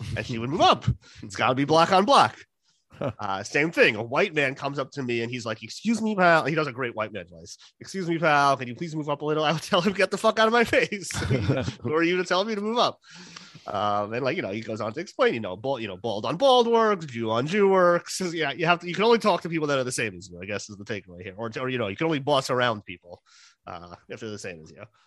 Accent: New Jersey, United States; I grew up in Jersey

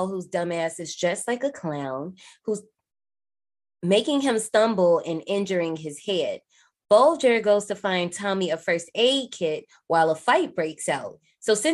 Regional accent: Gary, Indiana, United States; I'm from Gary, but we get Chicago radio.

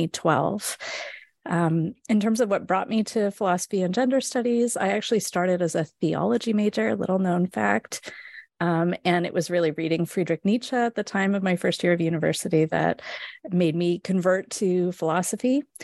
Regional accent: West Coast, Canada; So I grew up in Canada, on the west coast of Canada.

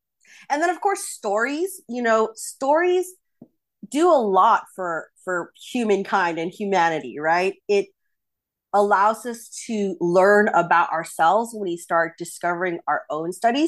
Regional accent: Philippines; I think our community as a Filipino, Filipina, Filipinx community

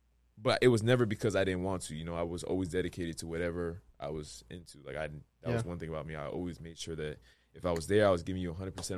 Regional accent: Providence, Rhode Island, United States; Definitely in Providence. I mean, where my story starts, I don't even know exactly where.

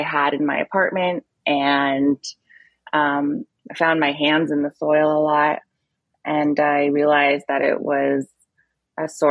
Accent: Middletown, New York, United States; I grew up in Middletown, New York, which is about an hour and a half northwest of the city

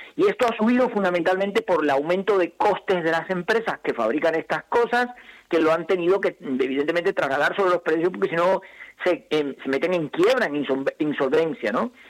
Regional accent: Cuba; mi país

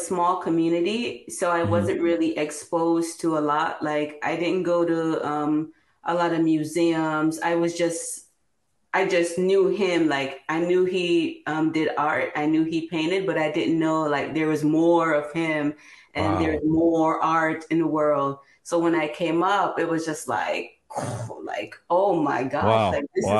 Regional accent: Jamaica; now in Newark, United States; When I grew up in Jamaica

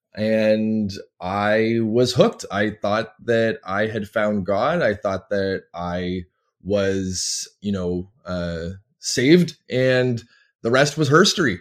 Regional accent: Toronto, Ontario, Canada; moved away as an adult; also born or lived in American South / Lynchburg, Virginia / Florida; I come from Toronto, Ontario, Canada, where I live now

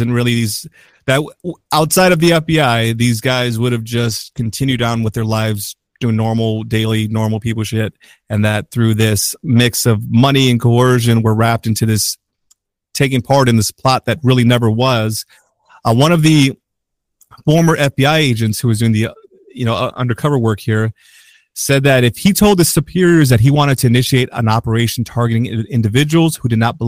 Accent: Chicago, Illinois, United States; We're from Chicago

